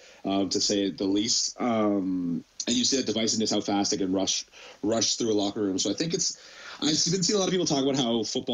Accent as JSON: {"language": "English", "town": "London", "region": "Ontario", "country": "Canada", "tie": "born or raised there", "said": "as a kid in London, most of them are just predominantly white, just because that's just the demographics of London"}